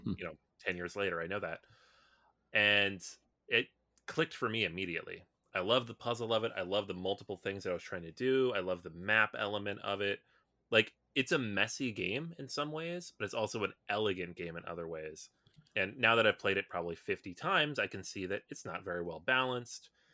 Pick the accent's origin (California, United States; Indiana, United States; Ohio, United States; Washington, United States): Washington, United States; Seattle; I grew up in Seattle